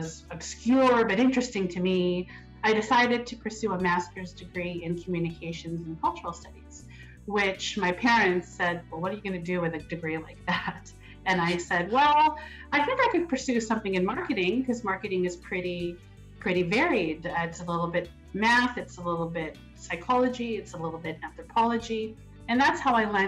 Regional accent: Edmonton, Alberta, Canada; also born or lived in Winnipeg, Manitoba; now in Toronto, Canada; I grew up in Edmonton, studied in Toronto

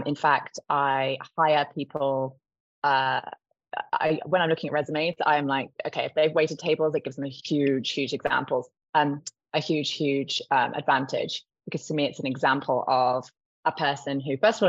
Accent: Cornwall, South West England, United Kingdom; also born or lived in Texas; I'm from Cornwall, where you just don't make a living if you don't work in hospitality

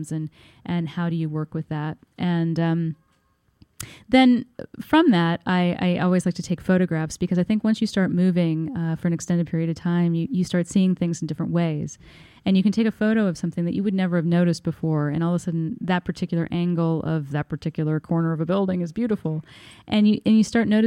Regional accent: Bloomington, Indiana, United States; moved away as an adult; now in New York, United States; I'm from Bloomington, Indiana, which is a lovely town in southern Indiana.

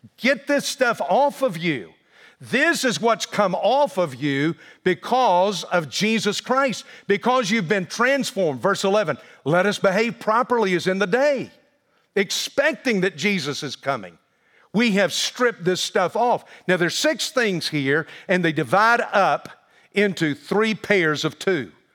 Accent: the South, United States; I grew up in the South with a very Southern mother

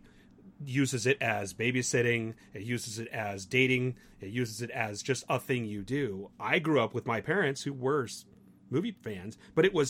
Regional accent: Los Angeles, California, United States; I grew up in Westwood around all of these Hollywood types who are making movies

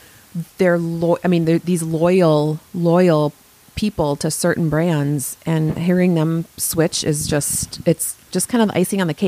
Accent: Montgomery, United States; Montgomery's my hometown.

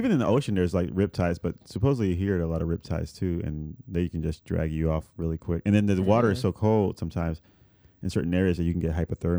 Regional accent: Puerto Rico; now in Chicago, United States; I grew up surfing in Puerto Rico.

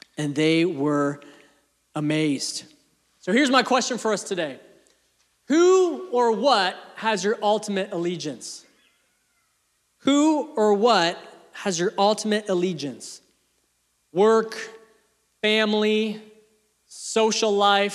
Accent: Canada; also born or lived in England; I was born in England at the ripe old age of 2. We moved to Canada

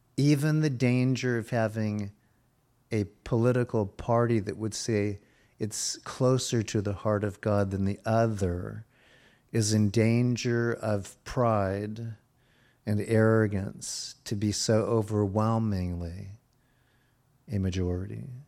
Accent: Virginia, United States; I was born in Virginia

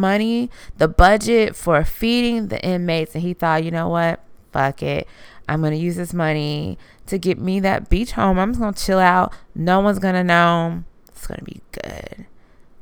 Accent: Louisiana, United States; I was born in Louisiana

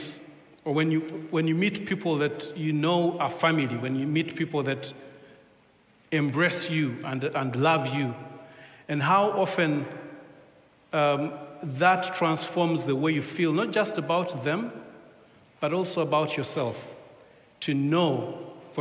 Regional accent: Uganda; first language Luganda; English is a second language; now in England; We come from Uganda

